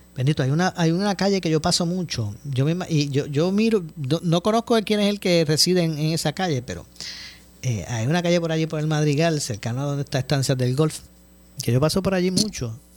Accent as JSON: {"language": "Spanish", "town": "Ponce", "country": "Puerto Rico", "said": "somos de Ponce eh, y nos apasiona el béisbol"}